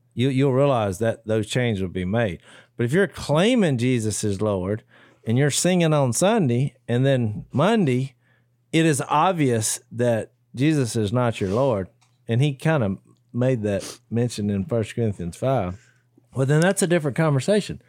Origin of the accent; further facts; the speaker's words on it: United States; as an American citizen